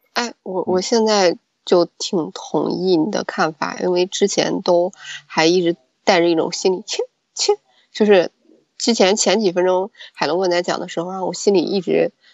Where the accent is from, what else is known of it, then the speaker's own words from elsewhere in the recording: China; 我也是中国人